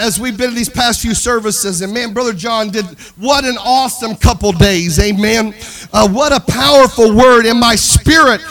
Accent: Mississippi, United States; I'm a boy from Mississippi

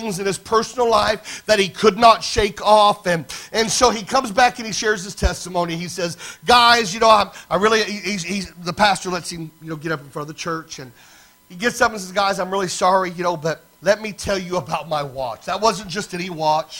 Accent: Lafayette, Indiana, United States; up in Lafayette, Indiana, my hometown

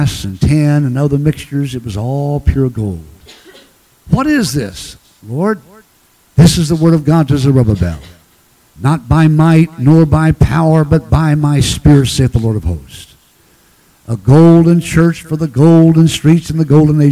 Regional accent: Branson, Missouri, United States; I'm from Branson. I talk fast.

